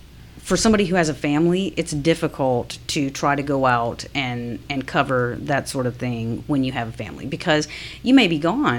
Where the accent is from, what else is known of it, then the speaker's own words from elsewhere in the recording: Alabama, United States; now in Atlanta, United States; Because when we grew up in Alabama, you know, you would have tornadoes come through and stuff.